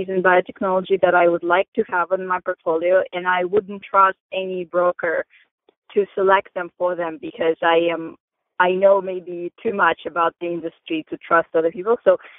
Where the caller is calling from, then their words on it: Maryland, United States; I'm calling from Maryland.